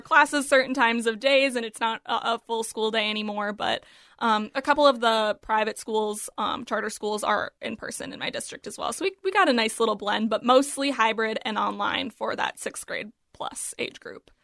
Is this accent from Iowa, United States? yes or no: no; Apple Valley, Minnesota, United States; my hometown in Apple Valley